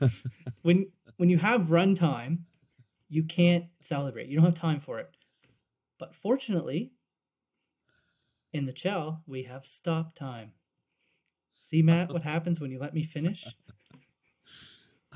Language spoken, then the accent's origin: English; the Annapolis Valley, Nova Scotia, Canada; I'm from the Valley. For those of you that don't know, I went to Central Kings.